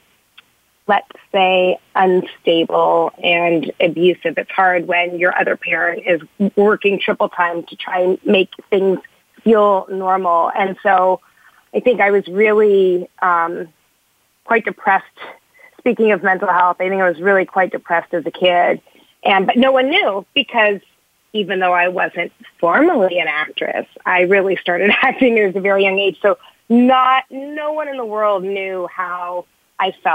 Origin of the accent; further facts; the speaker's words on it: Toronto, Ontario, Canada; now in Los Angeles, United States; I'm from Canada, I was born in Toronto